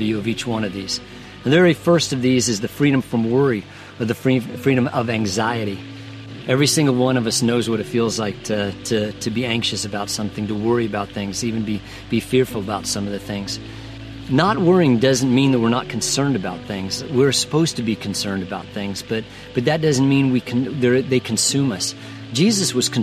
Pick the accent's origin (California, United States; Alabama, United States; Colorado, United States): Colorado, United States; Denver; I grew up in Colorado, and there used to be an amusement park near our house called Lakeside. It was in Denver.